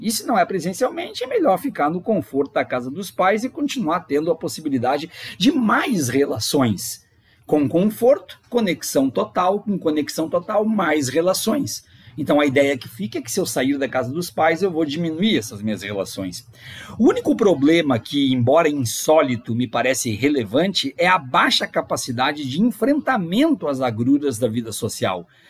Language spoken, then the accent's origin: Portuguese; Brazil; born or raised there